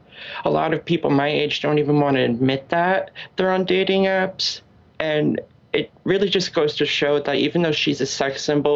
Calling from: Round Lake, New York, United States; I'm from Round Lake, New York

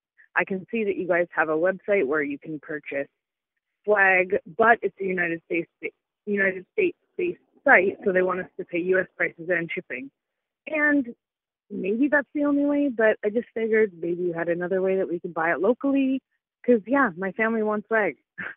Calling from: Abbotsford, British Columbia, Canada; I am calling from Abbotsford, British Columbia.

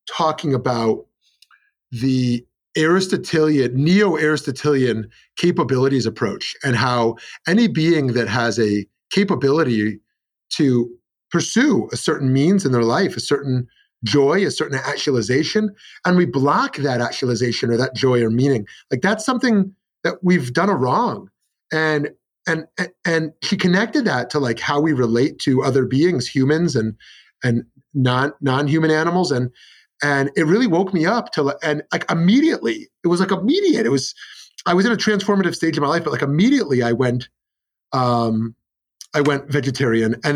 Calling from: Scottsdale, Arizona, United States; I'm in Scottsdale, Arizona.

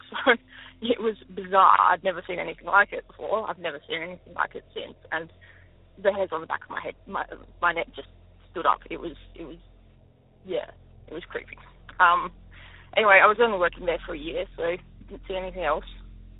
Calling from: Adelaide, South Australia, Australia; I'm calling from Adelaide.

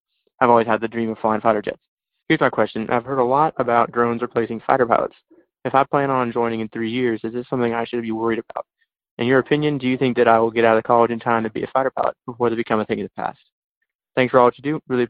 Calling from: Kirbyville, Missouri, United States; I'm calling from Kirbyville, Missouri. I'm currently a freshman in college majoring in engineering.

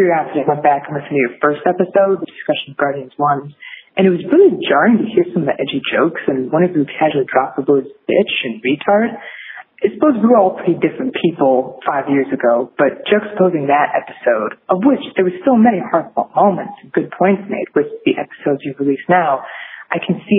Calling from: Connecticut, United States; I'm calling in from Connecticut.

